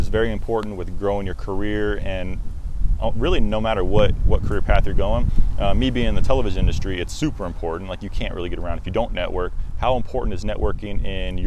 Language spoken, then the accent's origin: English; United States; I'm born American